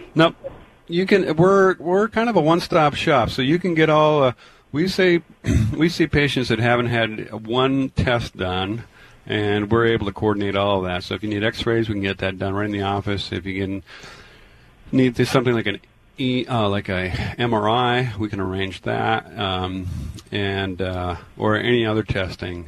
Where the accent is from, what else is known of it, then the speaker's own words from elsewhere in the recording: Tacoma, Washington, United States; moved away; I grew up in Tacoma.